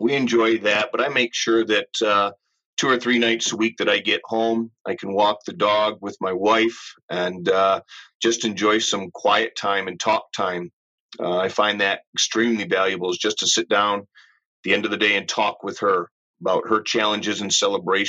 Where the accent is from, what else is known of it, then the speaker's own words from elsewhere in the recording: Ann Arbor, Michigan, United States; Growing up in Ann Arbor, I am a true U of M fan